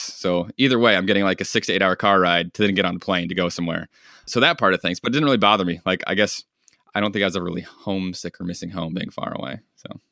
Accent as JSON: {"language": "English", "town": "Bonners Ferry", "region": "Idaho", "country": "United States", "tie": "born or raised there", "also_born_or_lived": "Michigan", "moved": "as an adult", "said": "I grew up in North Idaho, so way out west, small town"}